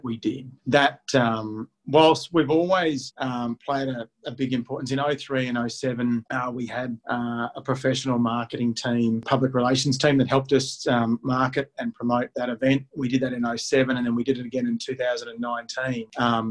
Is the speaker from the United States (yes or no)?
no; Warwick, Queensland, Australia; Les, Robin and I, who are born and bred in Warwick